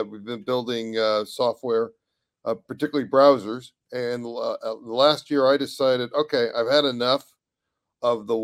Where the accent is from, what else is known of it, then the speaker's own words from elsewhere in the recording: California, United States; I'm a Californian